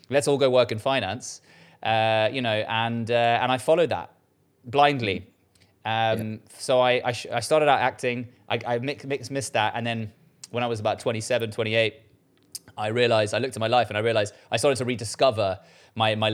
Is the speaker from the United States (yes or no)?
no; South Africa; now in London, United Kingdom; opportunities were given to me because I moved from South Africa to to, to London, one of the ma- mega capitals in the world, right?